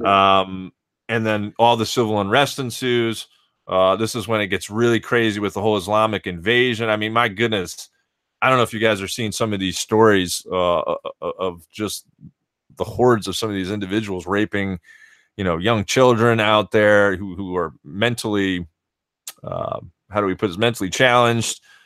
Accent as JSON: {"language": "English", "area": "Jersey Shore", "region": "New Jersey", "country": "United States", "tie": "born or raised there", "said": "I grew up on the Jersey Shore"}